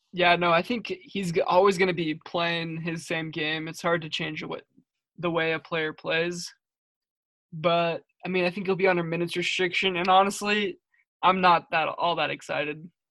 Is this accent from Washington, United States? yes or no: yes; Spokane, Washington, United States; I'm from Spokane. It's my hometown